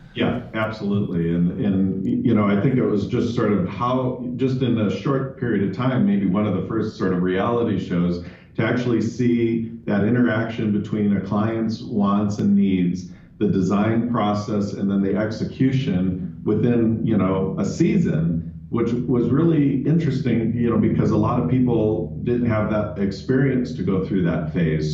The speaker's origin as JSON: {"language": "English", "town": "Chicago", "region": "Illinois", "country": "United States", "tie": "born or raised there", "also_born_or_lived": "Rome / London", "moved": "as an adult", "lives_now": "Phoenix, United States", "said": "I was born and raised in Chicago"}